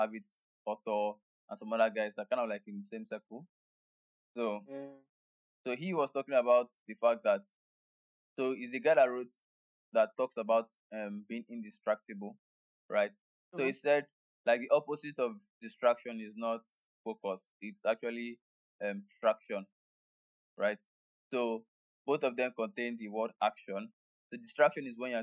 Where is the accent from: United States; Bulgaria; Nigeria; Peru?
Nigeria; being a Nigerian